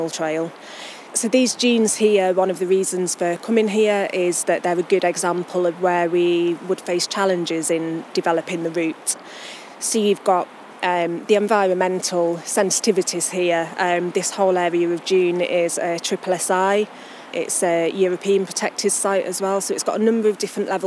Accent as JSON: {"language": "English", "region": "Yorkshire and the Humber", "country": "United Kingdom", "tie": "born or raised there", "moved": "as an adult", "lives_now": "Cumbria, United Kingdom", "said": "I'm a Yorkshire lass born and bred, grew up on a farm"}